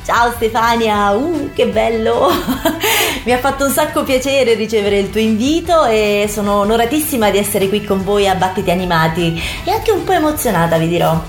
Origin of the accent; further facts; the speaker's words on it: Querceta, Tuscany, Italy; moved away as an adult; now in Rome, Italy; sono nata in un paesino della Toscana vicino a Forte dei Marmi, Querceta in provincia di Lucca